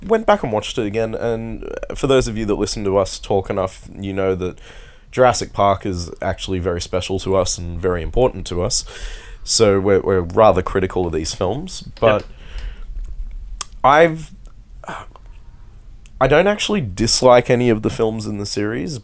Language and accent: English; Blue Mountains, New South Wales, Australia; now in Sydney, Australia; Growing up in the Blue Mountains, there is a lot of rain up there, and we used to walk to school in weather like